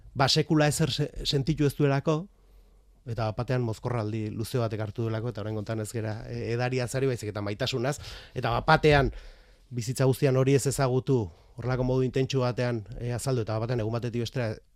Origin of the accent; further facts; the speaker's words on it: Beasain, Basque Country, Spain; behin Beasaindarra naiz